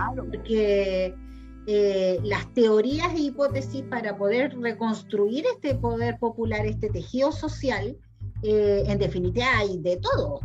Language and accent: Spanish; Chile